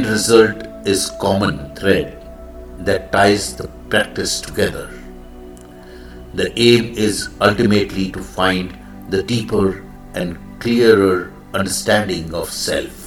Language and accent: English; India; I am the Indian monk